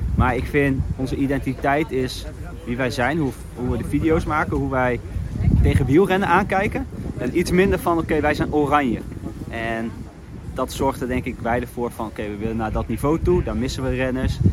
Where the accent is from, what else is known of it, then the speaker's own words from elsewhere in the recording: Netherlands; ik kom uit Nederland